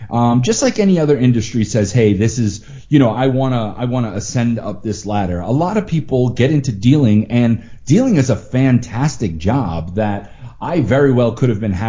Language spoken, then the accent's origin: English; Massachusetts, United States; moved away as an adult; also born or lived in Florida; now in Las Vegas, United States; when I grew up in Massachusetts, I decided to move to Florida in the early 2000s